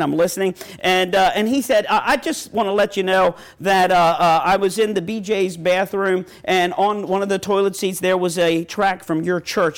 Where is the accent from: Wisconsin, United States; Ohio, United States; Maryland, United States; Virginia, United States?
Maryland, United States; Ravens country; I'm from Ravens country.